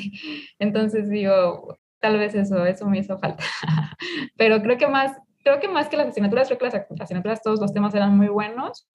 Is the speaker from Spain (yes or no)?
no; Mexico; como mexicanos